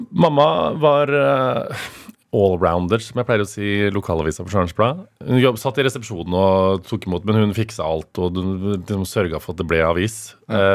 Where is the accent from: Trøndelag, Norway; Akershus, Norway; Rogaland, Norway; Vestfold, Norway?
Trøndelag, Norway; Stjørdal; now in Oslo, Norway; når jeg er hjemme på Stjørdal